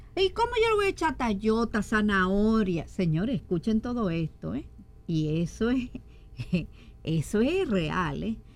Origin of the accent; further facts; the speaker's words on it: Dominican Republic; Somos nosotros los dominicanos muy, ¿cómo decirle? Muy asiduos a freír